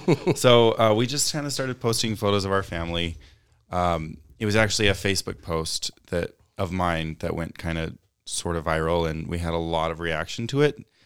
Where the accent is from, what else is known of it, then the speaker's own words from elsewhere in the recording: Utah, United States; growing up in a conservative place like Utah